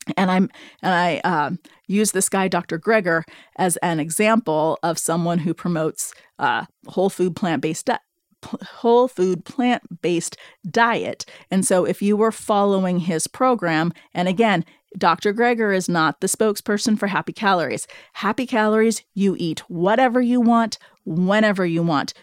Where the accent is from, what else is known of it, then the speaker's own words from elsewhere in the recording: Seattle, Washington, United States; I'm from Seattle. I live in, I'm living in the Seattle area